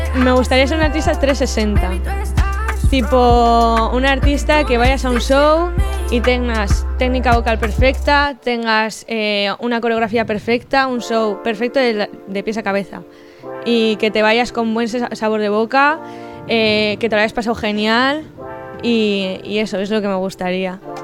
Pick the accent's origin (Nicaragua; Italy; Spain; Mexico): Spain; San Vicente de la Sonsierra, La Rioja; a los de mi pueblo nos llaman Macanes